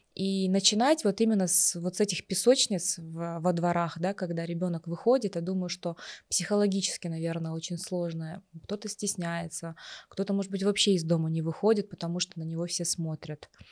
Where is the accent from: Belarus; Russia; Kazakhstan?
Kazakhstan; мы, казахи